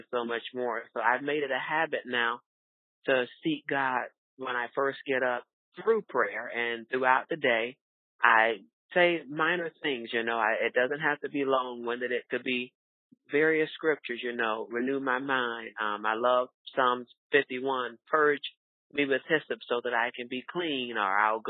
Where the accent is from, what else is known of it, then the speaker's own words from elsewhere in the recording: Fort Lauderdale, Florida, United States; moved away as an adult; now in Omaha, United States; my hometown is Fort Lauderdale, Florida. I lived here for about 5.5 years. Left my hometown due to my career